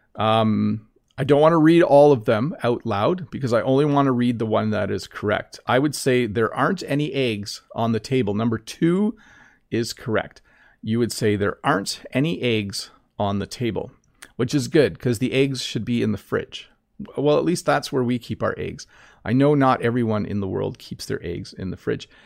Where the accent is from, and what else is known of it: Canada